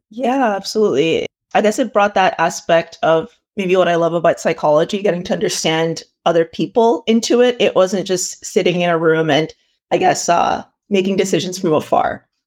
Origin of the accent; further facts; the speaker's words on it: Toronto, Ontario, Canada; also born or lived in Ile-Ife, Nigeria; I was born in Nigeria, um, in a place called Ileife, and I moved here when I was about four years old, and I've lived in, uh, the Greater Toronto Area